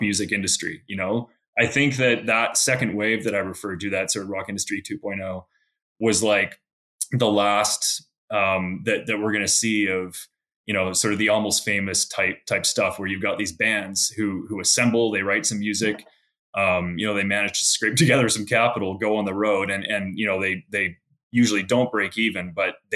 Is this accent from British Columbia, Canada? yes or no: yes; Victoria, British Columbia, Canada; now in Alberta, Canada; I grew up in Victoria, British Columbia, which is actually the capital of BC.